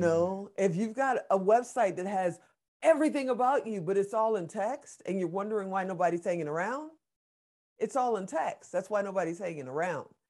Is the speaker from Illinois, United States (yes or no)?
yes; Chicago, Illinois, United States; also born or lived in Gary, Indiana; grew up on the south side of Chicago. I was, uh, born in Gary, Indiana.